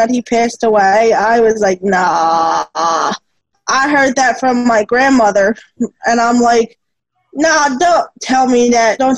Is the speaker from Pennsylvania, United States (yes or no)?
yes; Philadelphia, Pennsylvania, United States; also born or lived in Media, Pennsylvania; I'm from Philadelphia, Pennsylvania